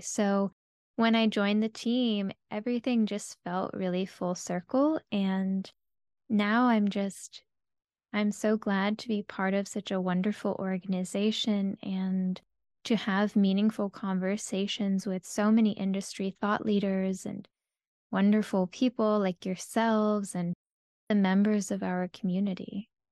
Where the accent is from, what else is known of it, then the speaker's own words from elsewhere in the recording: South Florida, United States; I grew up in South Florida